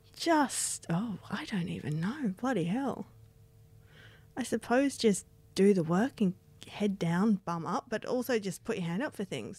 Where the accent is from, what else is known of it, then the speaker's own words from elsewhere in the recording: Australia; moved away; my hometown